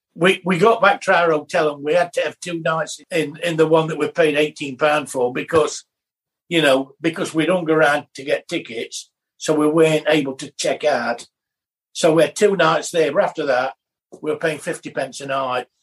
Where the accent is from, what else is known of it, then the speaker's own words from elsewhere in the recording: England, United Kingdom; us being English.